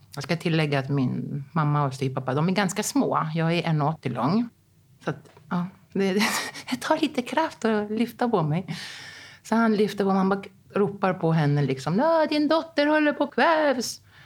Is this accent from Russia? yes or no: no; Rhodes, South Aegean, Greece; moved away as an adult; also born or lived in Stockholm, Sweden / Athens, Greece; när jag var tre år, då kom hon hem liksom och bara, mm, vi ska flytta till Rhodos